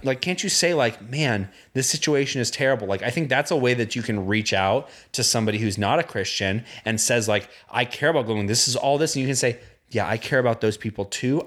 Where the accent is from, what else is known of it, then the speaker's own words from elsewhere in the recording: Indiana, United States; I grew up in Indiana.